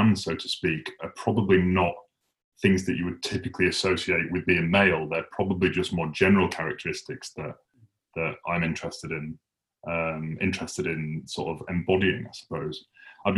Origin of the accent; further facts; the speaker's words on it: Huddersfield, Yorkshire and the Humber, United Kingdom; moved away; I don't actually live in Huddersfield anymore, but I grew up in Huddersfield